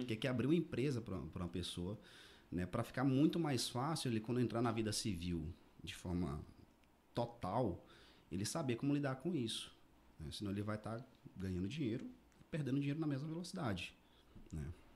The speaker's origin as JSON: {"language": "Portuguese", "town": "Araguaína", "region": "Tocantins", "country": "Brazil", "tie": "born or raised there", "also_born_or_lived": "Belém / Paragominas / Rio de Janeiro", "moved": "as an adult", "lives_now": "Goiânia, Brazil", "said": "sou natural daqui de Araguaína, né? Nasci e me criei aqui. Fiquei aqui até 2015"}